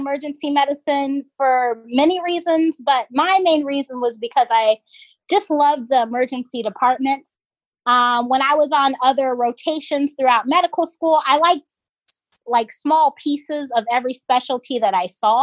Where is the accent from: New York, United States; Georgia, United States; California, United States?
Georgia, United States; moved away as an adult; now in Philadelphia, United States; I'm originally from Georgia. Currently, I'm up in Philly for residency.